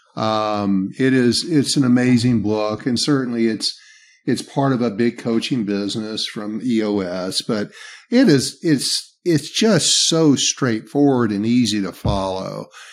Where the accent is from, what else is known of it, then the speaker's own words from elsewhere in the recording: the South, Southern United States, United States; accent: Southern; my Southern accent